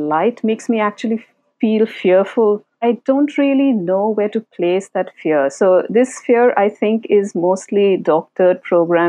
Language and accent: English; Benagaria, Jharkhand, India; first language Santhali; English is a second language; also born or lived in Kolkata; So I was in my maternal home called Benagaria in Jharkhand, and my elder aunt, my mother's elder sister, raised me.